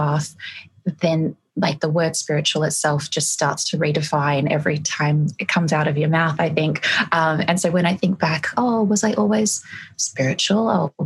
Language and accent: English; Greece; now in Australia; I have a European background, I was born in Greece